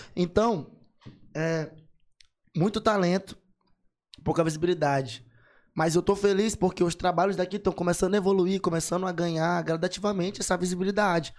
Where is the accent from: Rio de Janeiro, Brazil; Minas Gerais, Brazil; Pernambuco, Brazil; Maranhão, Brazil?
Maranhão, Brazil; São Luís; Eu sou de São Luís do Maranhão